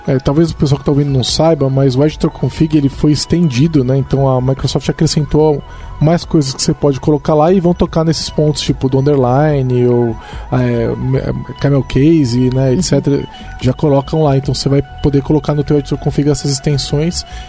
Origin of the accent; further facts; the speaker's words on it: São Paulo, Brazil; Aqui a gente é de São Paulo, a gente fala é